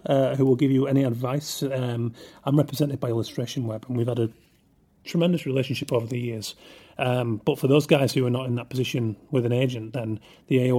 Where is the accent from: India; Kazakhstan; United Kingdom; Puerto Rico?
United Kingdom; England; I am English